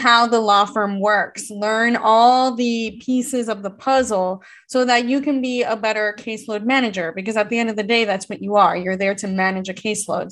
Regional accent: United States; born and bred in America

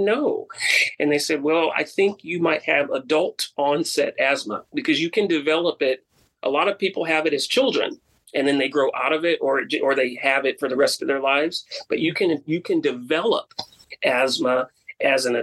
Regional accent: Bay Area, California, United States; moved away; growing up in the Bay Area, on the peninsula where the air is a lot cleaner

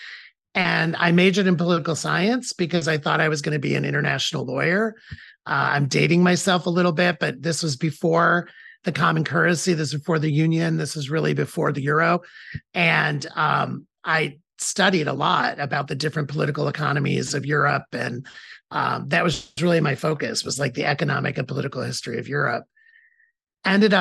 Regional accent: Toledo, Ohio, United States; I was born in Toledo, Ohio, so the middle of the United States, for people who don't know the geography, the Midwest, in a very in a family that was third or fourth generation Toledo. Like, Toledo was our hometown

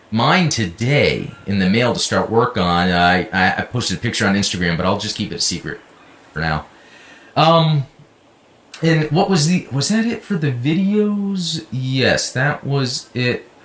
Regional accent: United States; …, heavy arms, not just because I'm American.

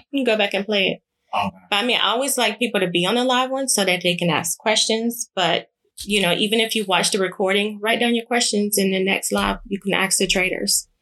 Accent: Savannah, Georgia, United States; moved away as an adult; also born or lived in California; I just relocated from California to Savannah back to my hometown

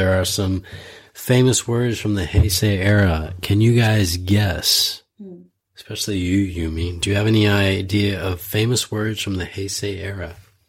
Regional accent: Ann Arbor, Michigan, United States; also born or lived in Idaho; now in Sapporo, Japan; I was born in Idaho. It has very cold winters with a lot of snow, but I grew up in Ann Arbor. It has very cold winters and it's very dark.

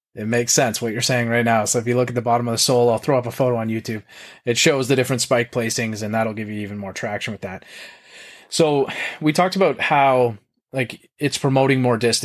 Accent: Canada; I'm a Canadian

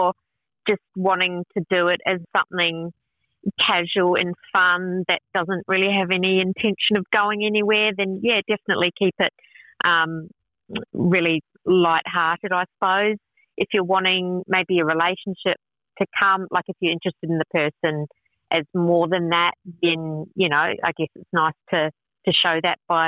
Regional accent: Sydney, New South Wales, Australia; I'm from Sydney.

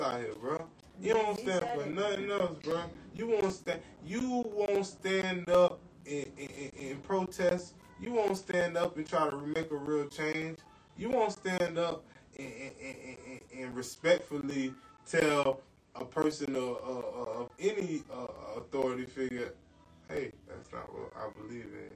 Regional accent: Orlando, Florida, United States; I'm from Orlando

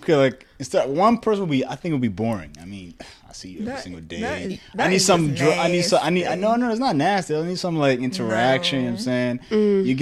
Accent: Tanzania; moved away; also born or lived in Congo (paternal ancestry); I'm from Tanzania, bro.

